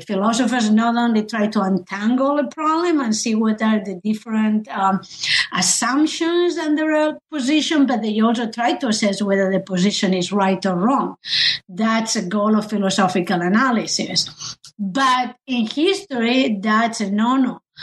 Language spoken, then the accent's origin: English; Spain; moved away; I I come from Spain